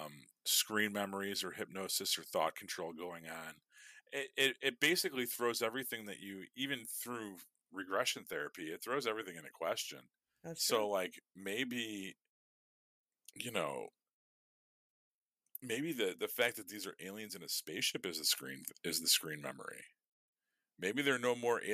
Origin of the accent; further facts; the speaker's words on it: Chicago, Illinois, United States; I am firmly from Chicago. You can hear it in my fucking accent